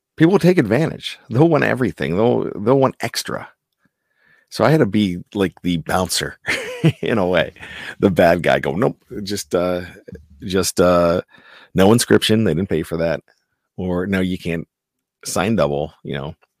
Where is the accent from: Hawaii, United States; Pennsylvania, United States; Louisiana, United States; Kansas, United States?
Pennsylvania, United States; Johnstown; growing up in Johnstown, P A.